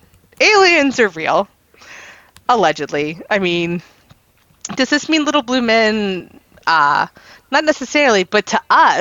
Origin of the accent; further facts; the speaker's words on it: the South, United States; I'm from the South